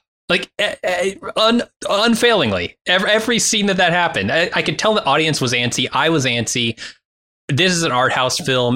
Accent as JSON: {"language": "English", "country": "United States", "said": "I'm American"}